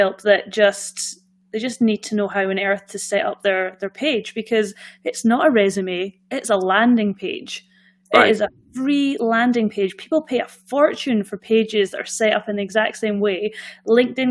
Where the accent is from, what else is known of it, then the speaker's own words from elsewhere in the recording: Scotland, United Kingdom; accent: Scottish; obviously I've got the Scottish accent, but I'm Scottish.